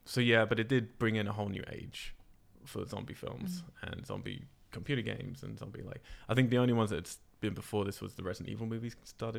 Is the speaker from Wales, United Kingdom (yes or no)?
no; Cambridge, East of England, United Kingdom; I have to blame it on Cambridge, my hometown.